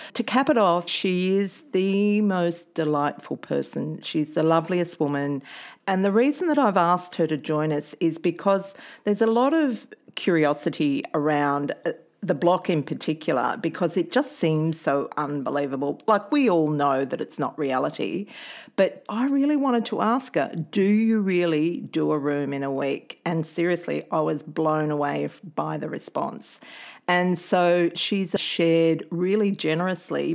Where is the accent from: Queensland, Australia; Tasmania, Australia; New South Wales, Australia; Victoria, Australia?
Victoria, Australia; also born or lived in Melbourne; now in Sydney, Australia; I grew up in Victoria. I actually lived a lot of my life in Melbourne